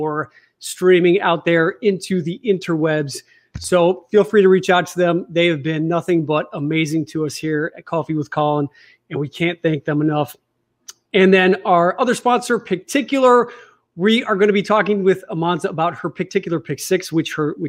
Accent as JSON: {"language": "English", "town": "Chicago", "region": "Illinois", "country": "United States", "moved": "yes", "said": "I'm from Chicago"}